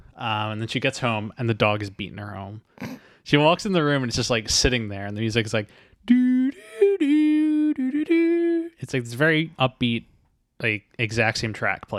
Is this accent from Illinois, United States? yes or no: yes; Chicago, Illinois, United States; We are from Chicago.